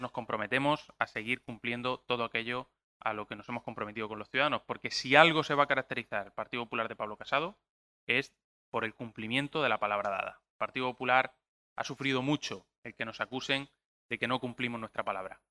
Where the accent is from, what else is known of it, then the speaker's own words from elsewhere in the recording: Region of Murcia, Spain; en la región de Murcia tenemos